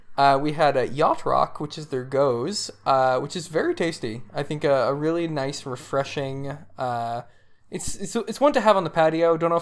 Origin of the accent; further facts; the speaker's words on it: Ontario, Canada; I mean, we're Southern Ontario from Northern Ontario's point of view, but we are Eastern Ontario.